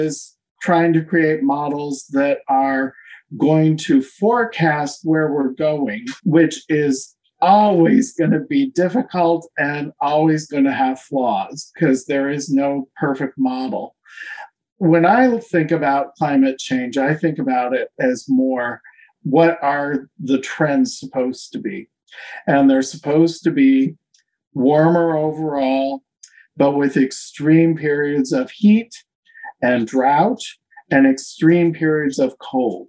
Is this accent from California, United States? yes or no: yes; Hollister, California, United States; also born or lived in Davis, California / Los Angeles area, California; now in Berkeley, United States; I was born and raised in Hollister, California